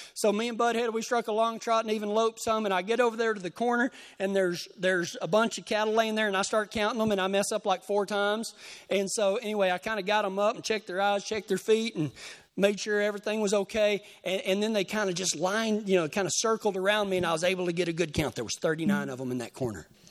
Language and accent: English; Texas, United States; I'm from Texas.